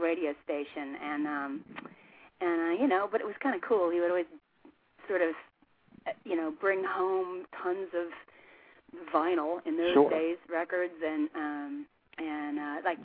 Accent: Albany, Oregon, United States; moved away as an adult; also born or lived in Portland, Oregon / Eugene, Oregon; I was born in Portland, Oregon, and I was raised on the outskirts of a little town called Albany.

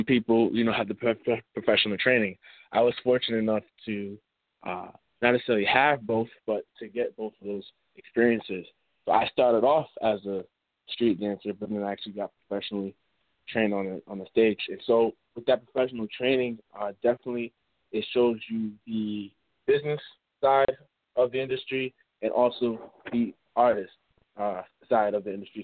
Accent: Mount Vernon, New York, United States; now in Connecticut, United States; I'm originally from Money Earning Mount Vernon

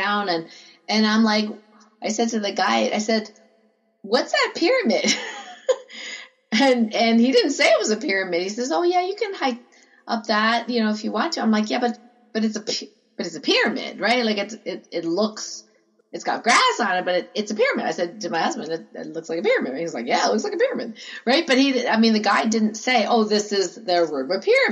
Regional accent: Canada; I'm from Canada

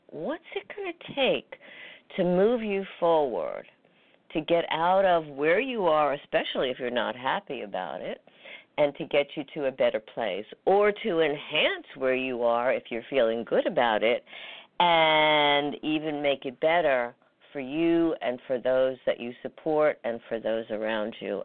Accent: New York, United States; New York, my hometown

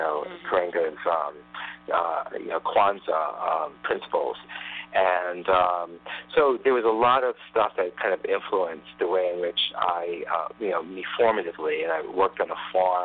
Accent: Tanzania; moved away; when I was growing up in Tanzania

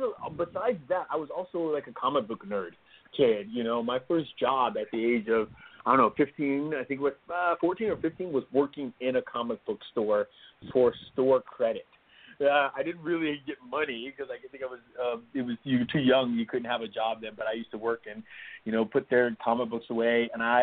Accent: Homestead, Florida, United States; You know, I grew up in Miami, Florida, on a place called Homestead Air Force Base, which is no longer there.

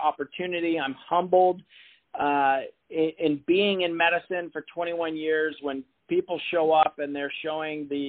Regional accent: Portland, Oregon, United States; my hometown here is the Brian Grant Foundation

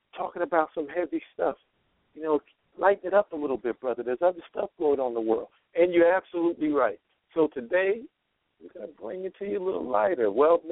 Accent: East Coast, United States; now in Nevada, United States; I'm from the East Coast. So I'm supposed to say the East Coast, but I live on what some people call the West Coast. Actually, it's in Nevada

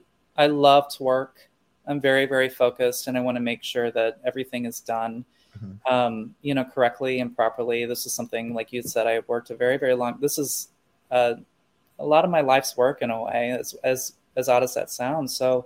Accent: Midwest, United States; And I think a lot of it was growing up in the Midwest and people not being exposed to a variety of different individuals or people or experiences.

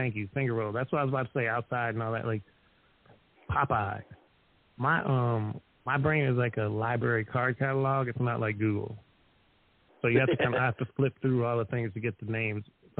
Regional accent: Erie, Pennsylvania, United States; moved away; also born or lived in Chicago; originally I'm from Erie, Pennsylvania, which is not a rich city. It's not an amazing city. It's also on Lake Erie, just like Gary, Indiana is on Lake Michigan. But it's not exactly, it's just industrial Rust Belt type city

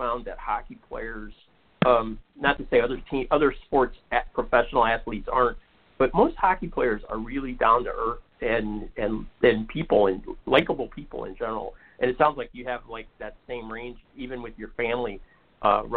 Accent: Detroit, Michigan, United States; I grew up in the Detroit area

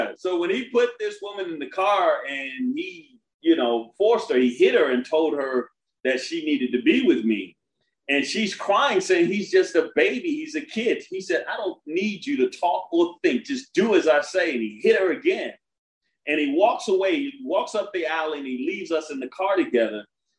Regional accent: Brooklyn, New York, United States; also born or lived in Coney Island / Washington, D.C.; The reason I went to more than a dozen schools because I was from Brooklyn, Coney Island, Washington, D.C., where we are here now.

